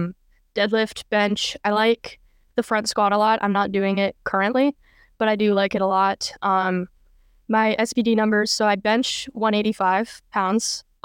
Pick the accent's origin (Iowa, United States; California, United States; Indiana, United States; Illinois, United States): California, United States; Los Angeles; I'm originally from California. So Los Angeles, Hollywood, very much from that area. I grew up playing ice hockey. And living in California, there wasn't a whole lot of ice hockey there.